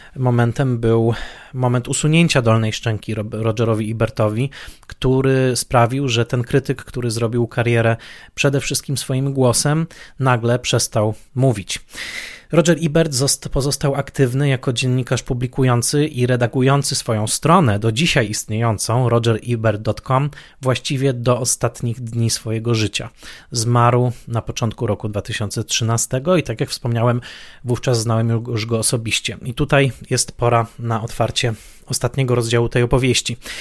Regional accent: Poland; z perspektywy dzieciaka lat 80. w Polsce

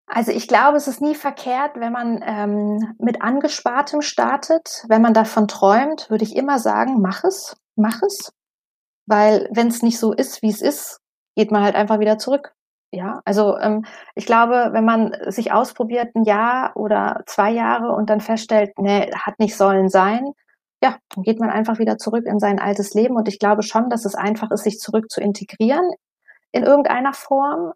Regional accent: Harz, Lower Saxony, Germany; also born or lived in United States; now in Barcelona, Spain; Ich komme ja gebürtig aus Niedersachsen, aus dem Harz

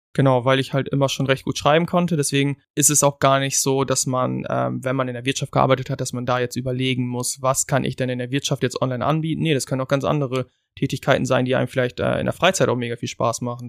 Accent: Germany; wir halt als Deutsch

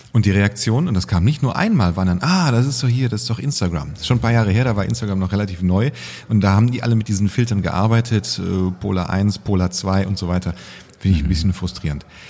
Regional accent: Cologne, North Rhine-Westphalia, Germany; Als Kölner ist man mindestens mit der, mit der Grundschule dreimal oben gewesen

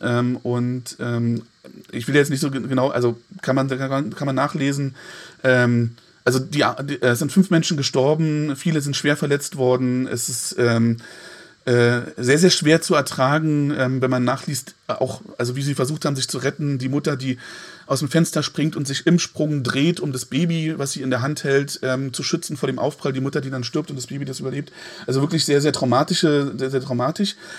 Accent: East Germany, Germany; als Ostdeutscher

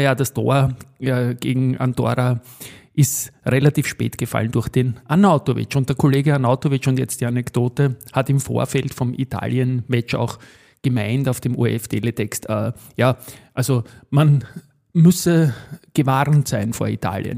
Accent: Austria; wir Österreicher

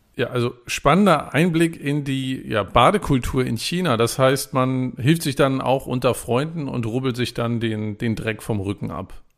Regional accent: Germany; Ich bin an der Küste groß geworden

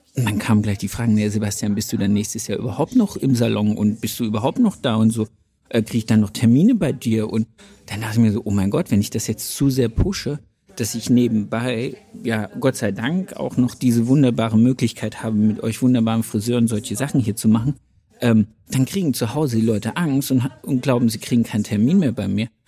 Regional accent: Bremen, Germany; ich komme aus Bremen

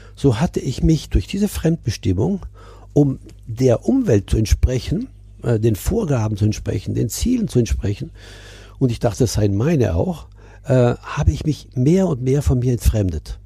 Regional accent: Milan, Lombardy, Italy; now in Burgwedel, Germany; Ich bin ja in Mailand geboren, in Italien, in einer deutschen Familie, also meine Eltern waren Deutsche. Äh, abgesehen von der deutschen Schule, die ich besucht habe, der Rest war italienisch. Ich bin als Italiener aufgewachsen

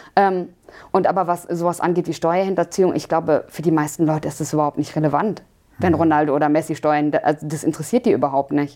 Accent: Germany; wir auch als, als Deutsche

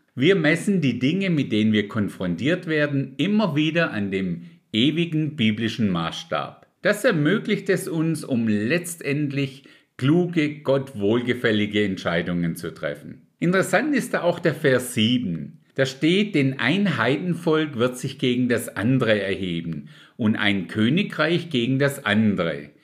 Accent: Germany; bei uns in Deutschland

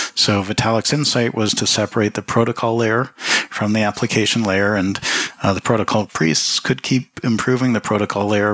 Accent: Toronto, Ontario, Canada; moved away; also born or lived in Jamaica / Switzerland / New York; I grew up in Toronto.

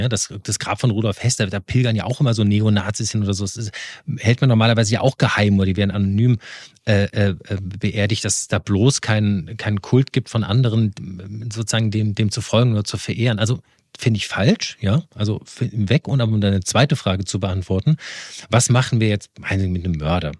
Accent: Rhineland, Germany; moved away; ich komme ja aus dem Rheinland

